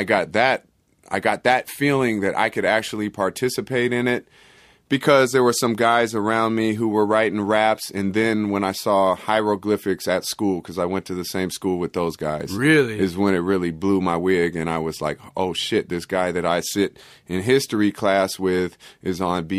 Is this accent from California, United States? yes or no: yes; Oakland, California, United States; From a very early age. I was growing up in Oakland.